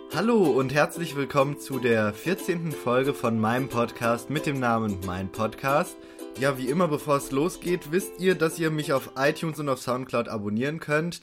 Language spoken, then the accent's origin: German; near Frankfurt, Hesse, Germany; ich komme ja aus der Nähe von Frankfurt